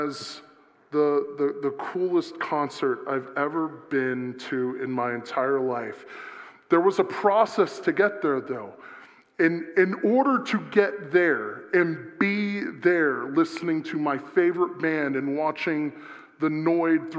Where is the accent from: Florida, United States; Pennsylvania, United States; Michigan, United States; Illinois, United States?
Florida, United States; South; I'm from South Florida